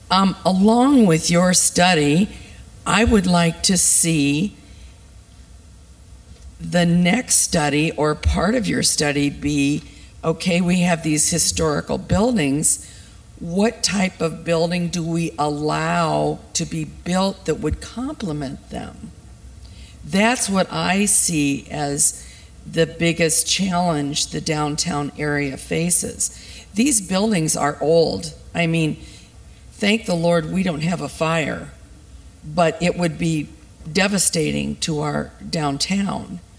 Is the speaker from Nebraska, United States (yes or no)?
no; Iowa City, Iowa, United States; I'm from Iowa City, born and raised.